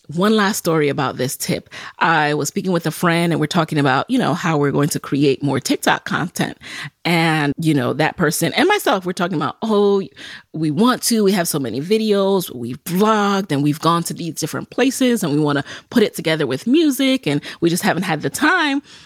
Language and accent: English; New York City, New York, United States; as a Jamaican, someone who grew up in the Bronx